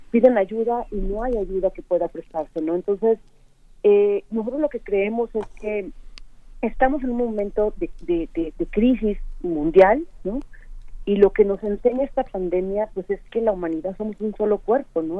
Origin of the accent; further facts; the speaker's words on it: Mexico; como mexicanos tenemos